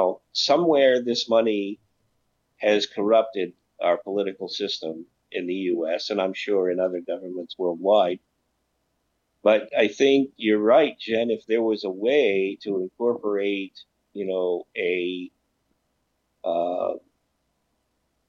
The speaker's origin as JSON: {"language": "English", "country": "United States", "tie": "born or raised there", "said": "growing up, as an American, we always had what was called the American dream."}